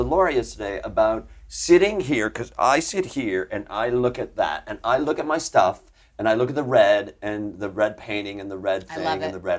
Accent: Chicago, Illinois, United States; I grew up in Chicago, and I would go to see Second City

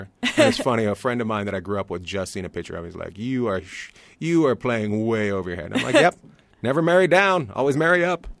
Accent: Long Beach, California, United States; I come from Long Beach too.

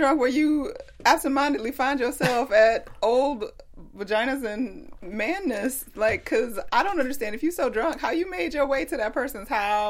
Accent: Atlanta, Georgia, United States; I'm from Atlanta

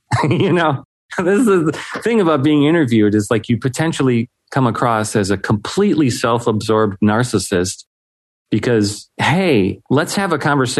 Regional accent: Chicago area, Illinois, United States; also born or lived in Algonquin, Illinois; now in Aurora, United States; I've grown up in this area. I currently live in Aurora, but like lived in the Algonquin area for a long time.

